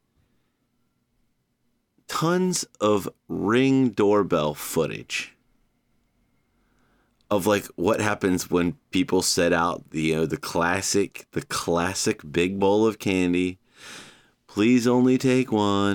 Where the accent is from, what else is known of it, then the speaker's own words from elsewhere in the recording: Savannah, Georgia, United States; my hometown of Savannah